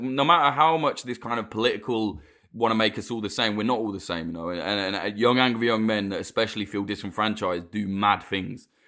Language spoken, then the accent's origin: English; United Kingdom; I, as a Brit